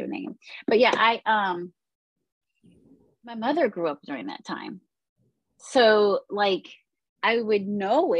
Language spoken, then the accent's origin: English; Woodbridge, Virginia, United States; I grew up in Northern Virginia, Woodbridge, Virginia